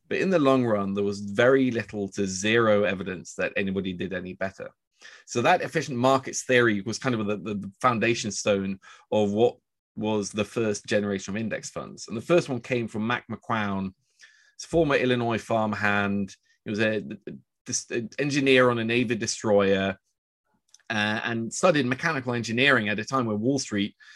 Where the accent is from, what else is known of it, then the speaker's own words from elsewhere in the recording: Oslo, Norway; also born or lived in New York; I'm actually from Oslo